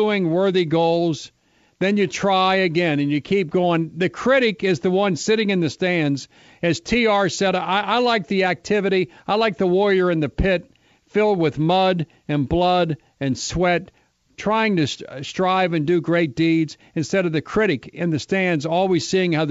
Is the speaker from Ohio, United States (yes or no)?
yes; Cincinnati, Ohio, United States; my hometown of Cincinnati